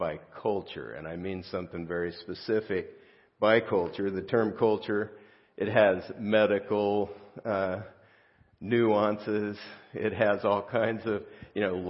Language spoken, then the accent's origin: English; South Gate, California, United States; I grew up in Southgate, California, real close to downtown L.A.